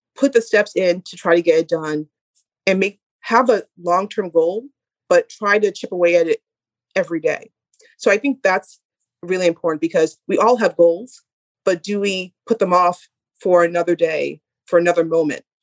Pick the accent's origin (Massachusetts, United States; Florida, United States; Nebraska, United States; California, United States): Massachusetts, United States; Boston; we're all from Boston